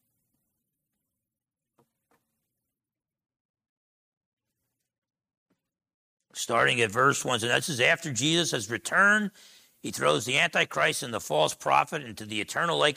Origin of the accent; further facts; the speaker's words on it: Essex County, New Jersey, United States; moved away; growing up in New Jersey, Essex County, New Jersey, me and my brother were sheltered